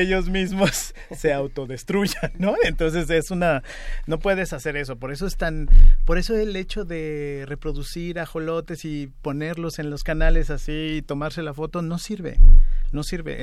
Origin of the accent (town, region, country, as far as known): Mexico